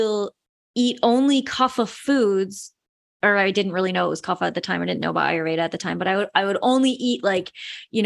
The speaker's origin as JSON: {"language": "English", "region": "West Michigan", "country": "United States", "said": "I'm from West Michigan. It's like a lot of Dutch people, and it's a very Dutch thing to like not waste things. I grew up with that as well."}